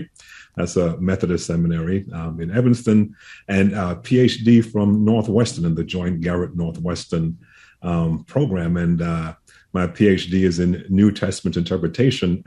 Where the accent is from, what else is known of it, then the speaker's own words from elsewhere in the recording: England, United Kingdom; moved away as an adult; also born or lived in Huntsville, Alabama; growing up in England, very interfaith environment there.